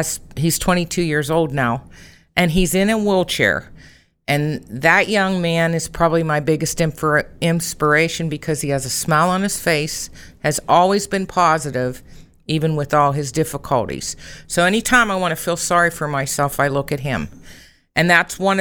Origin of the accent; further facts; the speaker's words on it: Rochester, United States; I am a Rochester native, and I grew up in the Congregation of Grace Lutheran Church in Rochester